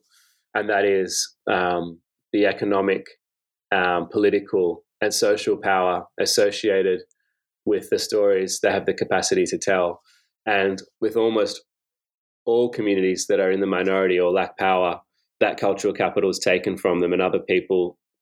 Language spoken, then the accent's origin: English; Sydney, New South Wales, Australia; the kind of version of Australia that I was living in, which was mostly in growing up in Sydney's western suburbs